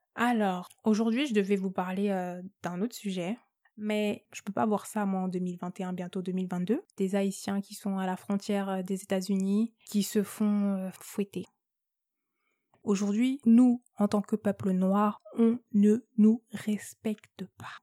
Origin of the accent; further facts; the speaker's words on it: France; first language French; Je suis née en France. Euh, l'unique langue que je maîtrise parfaitement, c'est le français, donc euh, non, j'ai pas, pas d'accent